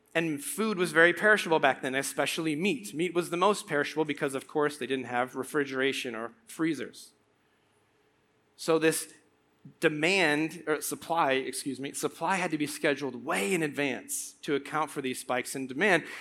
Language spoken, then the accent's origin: English; Morton, Illinois, United States; also born or lived in Tremont, Illinois; I grew up in Morton and Tremont